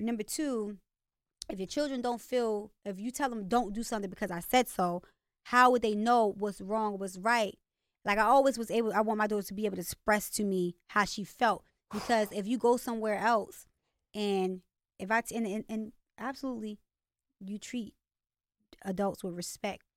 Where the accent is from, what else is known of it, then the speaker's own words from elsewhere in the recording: Baltimore, Maryland, United States; accent: Baltimore; also born or lived in California / Virginia; I moved to Baltimore when I was, like, six from Virginia